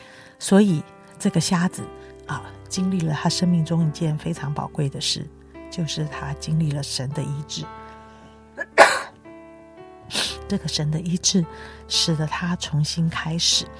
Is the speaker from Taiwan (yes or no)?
no; China; 报应这两个字，的确是我们中国人也蛮有的想法